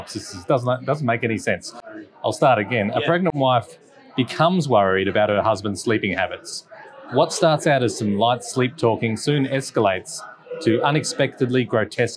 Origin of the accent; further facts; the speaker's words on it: Australia; we're Aussie blokes